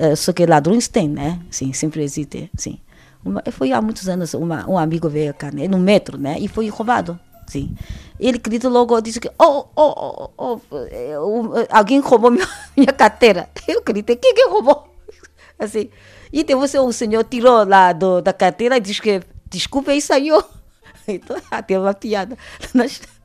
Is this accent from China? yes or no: yes; Shanghai, China; Portuguese is a second language; moved away as an adult; now in Portugal; Eu sou de Xangai. Xangai é a maior cidade da China